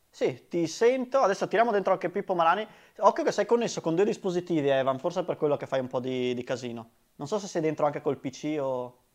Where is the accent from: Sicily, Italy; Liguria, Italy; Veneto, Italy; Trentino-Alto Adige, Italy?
Veneto, Italy; Grezzana; E sono di Grezzana.